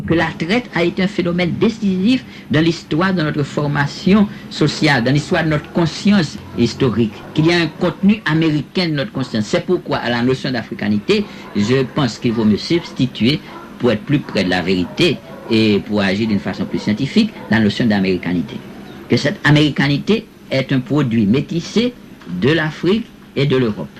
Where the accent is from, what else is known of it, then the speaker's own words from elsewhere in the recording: Haiti; now in Cuba; depuis que je suis hors d'Haïti